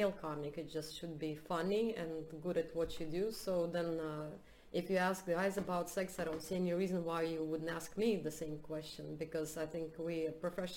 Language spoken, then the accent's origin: English; Russia; also born or lived in United States; now in Sweden; I'm from Russia